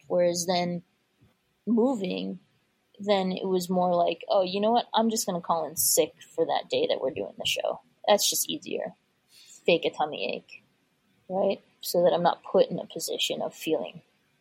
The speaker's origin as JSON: {"language": "English", "country": "United States", "tie": "born or raised there", "said": "I was raised as an Indian first generation American"}